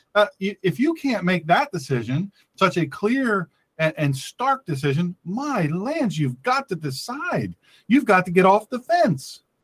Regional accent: Delaware, United States; this my home state of Delaware.

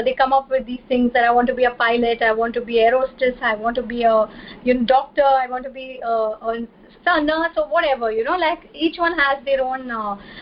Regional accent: Mumbai, Maharashtra, India; I'm from India and from the city of Mumbai

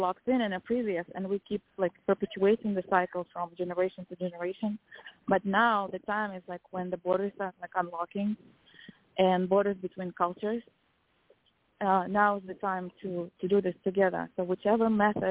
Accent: Kazakhstan; I'm from Kazakhstan

